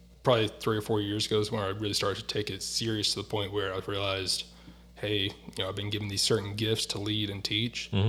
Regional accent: North Carolina, United States; moved away as an adult; also born or lived in Virginia; now in Newfoundland, Canada; I grew up in North Carolina, which, for those who don't know, is on the East Coast of the United States

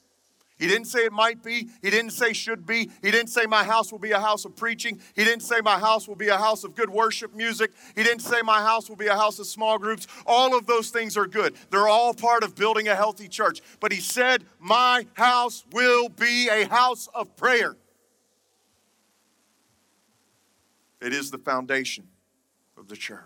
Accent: Atlanta, Georgia, United States; also born or lived in Birmingham, Alabama; I'm from Atlanta, but I am a Southern boy. I was born in Birmingham

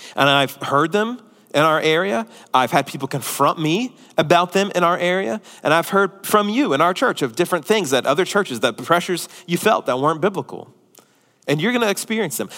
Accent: United States; as American Christians

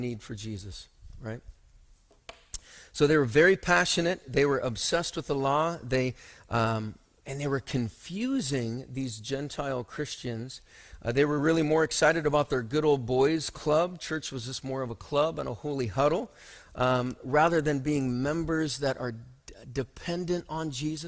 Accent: Othello, Washington, United States; As a young kid, I grew up in Othello, and then has anyone actually even heard of Othello? It is actually in Washington

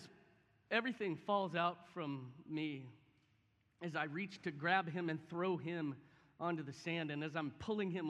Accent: Houston, Texas, United States; I grew up in Houston

